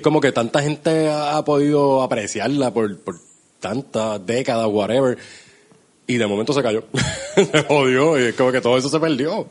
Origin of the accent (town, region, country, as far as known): Puerto Rico